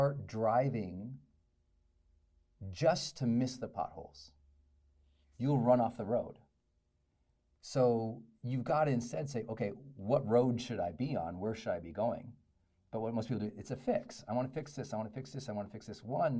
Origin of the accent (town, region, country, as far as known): Butte, Montana, United States; born or raised there; also born or lived in Great Falls, Montana